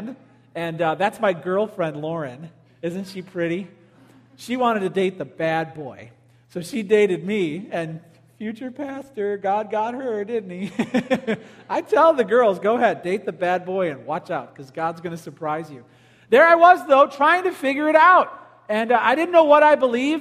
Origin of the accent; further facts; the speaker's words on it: Palos, Illinois, United States; I grew up in Palos, went to Stagg High School.